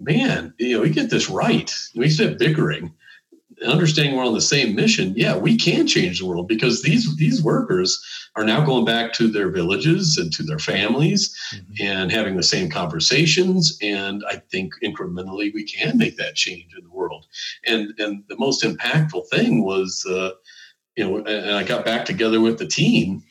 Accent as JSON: {"language": "English", "country": "United States", "said": "as an American"}